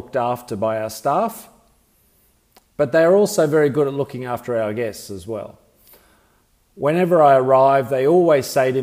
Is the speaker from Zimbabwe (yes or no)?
no; Australia; moved away as an adult; now in Asia; I'm an Australian, but I've been living in Asia for over 20 years